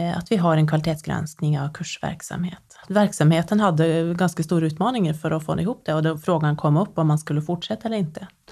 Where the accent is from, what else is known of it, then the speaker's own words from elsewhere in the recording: Nedre Eiker, Buskerud, Norway; moved away as an adult; now in Sweden; i Nedre Eiker kommun i eh, Buskerud fylke eh, i Norge. Det är många år sedan jag flyttade från Norge. Jag var 19 när jag flyttade.